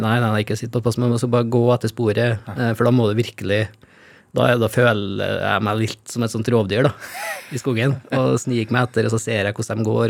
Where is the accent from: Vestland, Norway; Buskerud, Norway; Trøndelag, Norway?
Trøndelag, Norway; Steinkjer; på det nye kulturhuset på Steinkjer, der jeg kommer fra